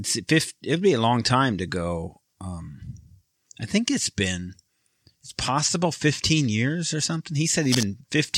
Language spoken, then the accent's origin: English; just south of Detroit, Michigan, United States; moved away; I'm from just south of Detroit, about 30 minutes southeast of Detroit